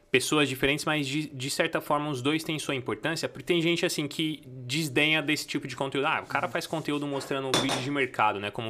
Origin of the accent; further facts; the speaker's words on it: Santa Luzia, Minas Gerais, Brazil; also born or lived in São Paulo, Brazil; now in United States; eu nasci numa cidade chamada Santa Luzia, em Minas Gerais. Fica bem próximo de BH. E eu cresci numa favela chamada Zilá Expósito.